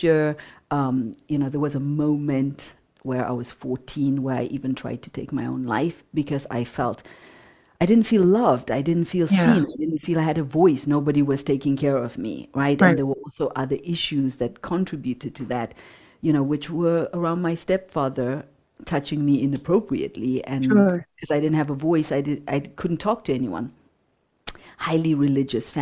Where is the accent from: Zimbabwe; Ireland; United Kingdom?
Zimbabwe; Growing up in Zimbabwe, growing up in apartheid